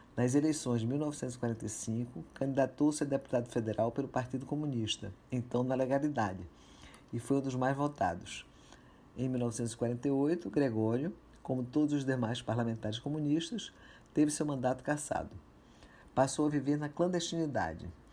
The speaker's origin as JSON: {"language": "Portuguese", "town": "Recife", "region": "Pernambuco", "country": "Brazil", "tie": "born or raised there", "said": "Com 14 anos de idade, morando em Recife, minha terra natal"}